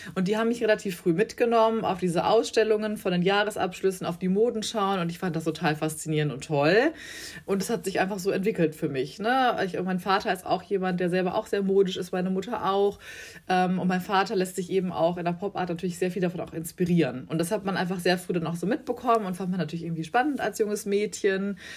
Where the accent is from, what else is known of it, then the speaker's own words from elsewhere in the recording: Bielefeld, North Rhine-Westphalia, Germany; moved away as an adult; now in Hamburg, Germany; aufgewachsen bin ich aber in Bielefeld ein beschauliches äh, Städtchen in Nordrhein-Westfalen.